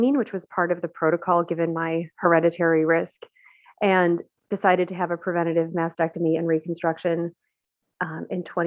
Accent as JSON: {"language": "English", "town": "Buffalo", "region": "New York", "country": "United States", "tie": "born or raised there", "also_born_or_lived": "Baltimore area", "moved": "as an adult", "said": "I grew up in Buffalo, New York"}